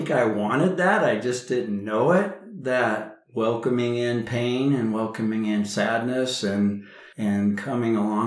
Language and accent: English; Indiana, United States; now in Denver, United States; I grew up in the Midwest, grew up in Indiana.